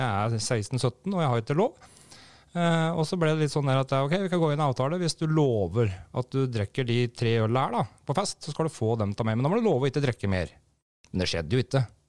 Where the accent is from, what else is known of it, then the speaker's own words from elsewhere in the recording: Brumunddal, Innlandet, Norway; når jeg vokste opp på da, i Brumunddal her